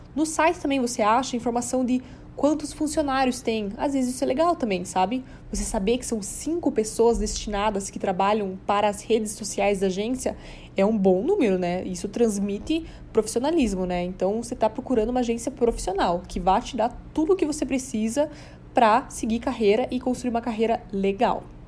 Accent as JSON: {"language": "Portuguese", "region": "South Region", "country": "Brazil", "moved": "yes", "lives_now": "São Paulo, Brazil", "said": "lá na minha cidade, lá no sul"}